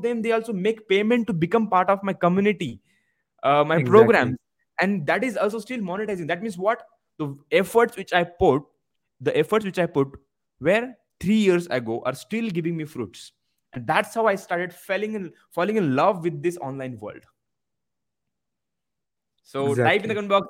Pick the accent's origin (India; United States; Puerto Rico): India; Maharashtra; first language Marathi; English is a second language; moved away as an adult; also born or lived in Mumbai; even my mother tongue Marathi, because of low sense of confidence, as I belong from small village